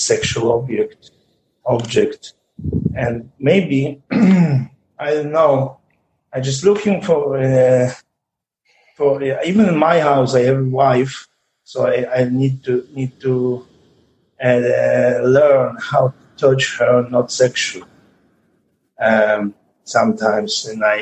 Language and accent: English; Israel; I'm from Israel.